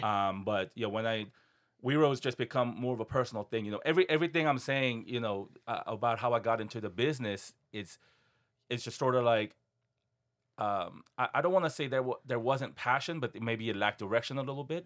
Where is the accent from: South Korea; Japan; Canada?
South Korea; now in Seattle, United States; I was born and raised in Korea